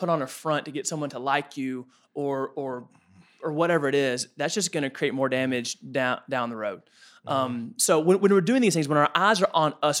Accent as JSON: {"language": "English", "town": "Woodbury", "region": "Tennessee", "country": "United States", "tie": "born or raised there", "said": "The fine establishment of Woodbury, Tennessee."}